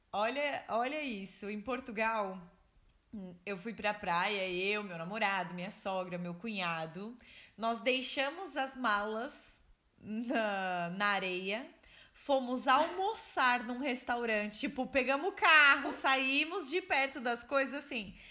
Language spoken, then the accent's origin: Portuguese; São Paulo, Brazil; moved away as an adult; nós que somos de São Paulo